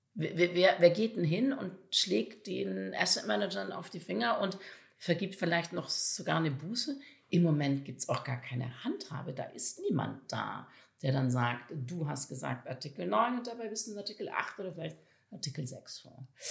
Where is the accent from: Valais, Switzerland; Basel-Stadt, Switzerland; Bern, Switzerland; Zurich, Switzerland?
Valais, Switzerland; moved away; ich selber bin im Kanton Wallis in der Südschweiz groß geworden, also relativ ländlich in der Nähe von Zermatt